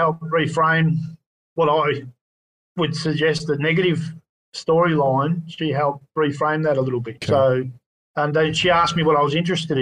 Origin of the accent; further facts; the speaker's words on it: Frankston, Victoria, Australia; I grew up in Frankston